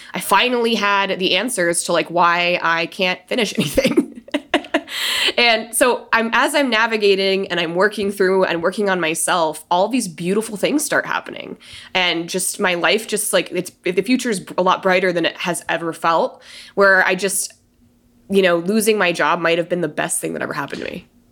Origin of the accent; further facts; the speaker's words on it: Denver, Colorado, United States; moved away as an adult; now in San Diego, United States; I've been in San Diego this long. I'm from Denver.